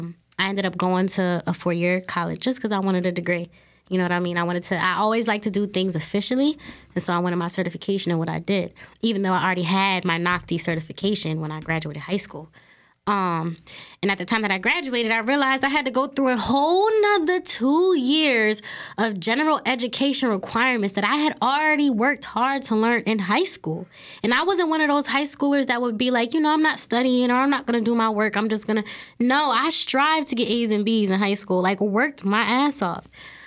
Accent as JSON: {"language": "English", "region": "New Jersey", "country": "United States", "said": "Like, you know, I can't talk about it because, again, I am from South Jersey."}